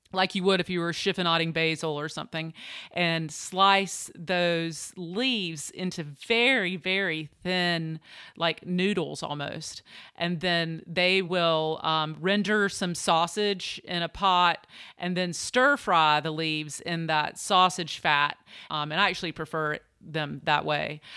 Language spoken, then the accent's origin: English; Eastern North Carolina, United States; moved away as an adult; also born or lived in New York; I grew up in Eastern North Carolina